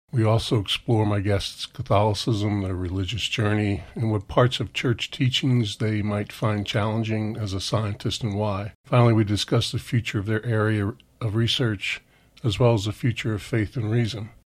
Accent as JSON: {"language": "English", "region": "New Jersey", "country": "United States", "tie": "born or raised there", "also_born_or_lived": "Berkeley, California", "moved": "yes", "said": "I grew up in New Jersey"}